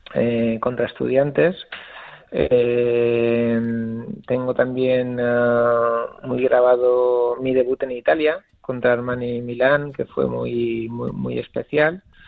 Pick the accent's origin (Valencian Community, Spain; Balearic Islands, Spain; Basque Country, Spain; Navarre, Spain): Balearic Islands, Spain; Mallorca; also born or lived in Italy; now in Alicante, Spain; yo soy de Mallorca